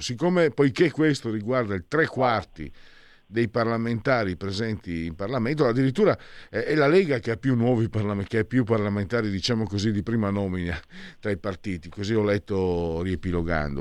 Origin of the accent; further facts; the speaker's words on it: San Vito al Tagliamento, Friuli-Venezia Giulia, Italy; Io vengo da San Vito al Tagliamento, cioè nato e cresciuto 15.000 abitanti